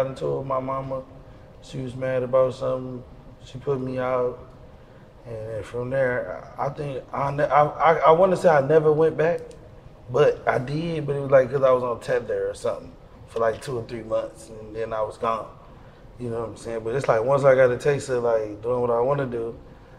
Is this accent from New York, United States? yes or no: no; Detroit, Michigan, United States; I'm from the west side. I'm from Plymouth. Plymouth and Greenfield area.